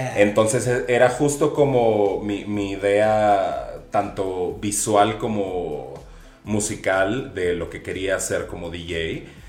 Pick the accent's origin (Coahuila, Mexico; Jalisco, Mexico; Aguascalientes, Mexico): Aguascalientes, Mexico; moved away as an adult; now in Mexico City, Mexico; yo soy señorita provinciana de Aguascalientes, llegué a la Ciudad de México con la intención de ser diseñador